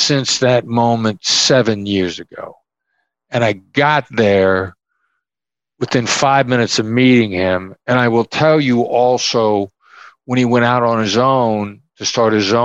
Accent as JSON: {"language": "English", "region": "Iowa", "country": "United States", "tie": "born or raised there", "said": "I grew up in Iowa"}